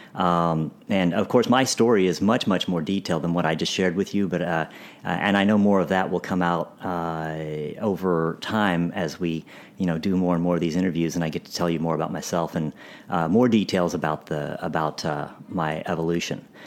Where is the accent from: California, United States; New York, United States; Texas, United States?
Texas, United States; Dallas; I grew up in Dallas